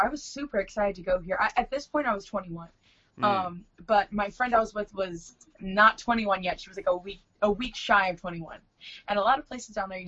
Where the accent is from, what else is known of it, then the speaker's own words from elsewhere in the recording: Fullerton, California, United States; I was born in Fullerton, California